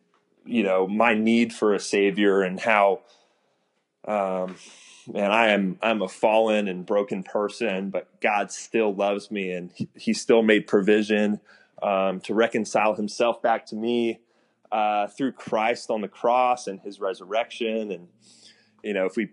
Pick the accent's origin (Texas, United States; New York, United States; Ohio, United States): Texas, United States; Houston; I grew up in Houston.